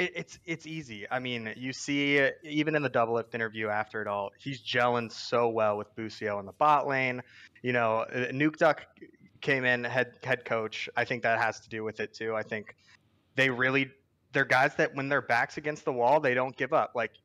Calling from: Los Angeles, California, United States; Los Angeles, California

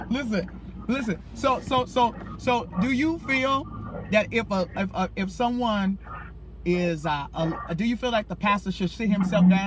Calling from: Dallas, Texas, United States; I'm calling from Dallas.

